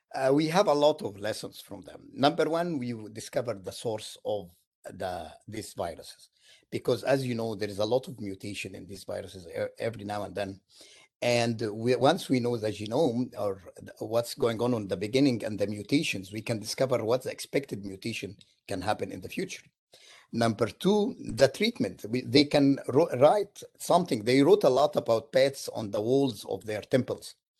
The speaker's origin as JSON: {"language": "English", "country": "Egypt", "moved": "as an adult", "lives_now": "United States", "said": "I am from Egypt originally"}